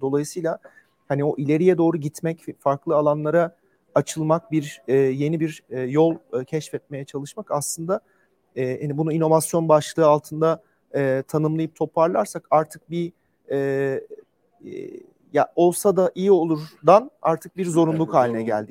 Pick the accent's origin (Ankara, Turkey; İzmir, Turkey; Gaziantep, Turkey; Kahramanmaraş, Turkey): Ankara, Turkey; ben de e, bir Ankaralıyım.